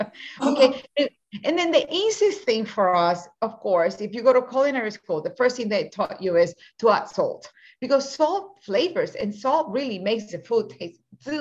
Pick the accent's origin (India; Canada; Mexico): Mexico; also born or lived in Puerto Rico; As a Latina woman, I was born in Puerto Rico and raised in Mexico when my parents were missionaries